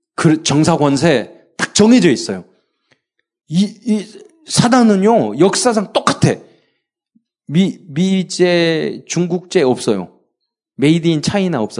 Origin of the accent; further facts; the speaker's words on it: Jeolla, South Korea; 제가 전라도 출신이라서